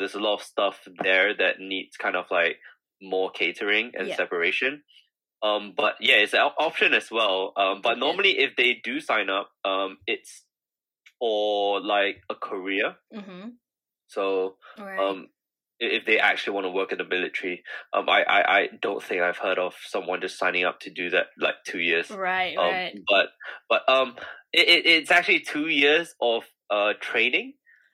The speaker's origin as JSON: {"language": "English", "country": "Singapore", "tie": "born or raised there", "moved": "as an adult", "lives_now": "London, United Kingdom", "said": "I'm from Singapore originally, so I grew up there"}